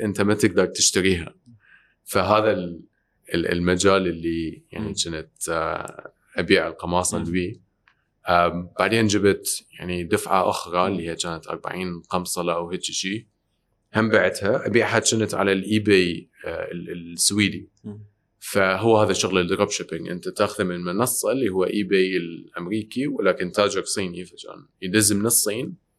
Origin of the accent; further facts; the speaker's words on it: Iraq; moved away; احنا ساكنين برا كنا طلعنا ب 98 من العراق